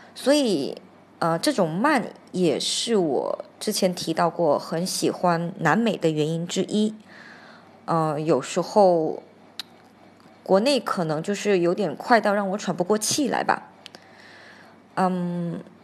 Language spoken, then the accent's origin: Chinese; Hainan, China; moved away; also born or lived in Argentina; 我小时候在海南的时候，我们就是在椰子树下的吊床下午睡